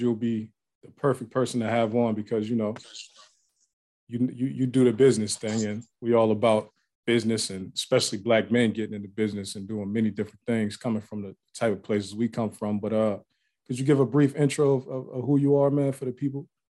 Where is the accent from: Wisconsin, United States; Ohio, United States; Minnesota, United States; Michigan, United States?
Ohio, United States; now in Atlanta, United States; I live in Atlanta now, but I'm I'm from Ohio, so I was from in the Midwest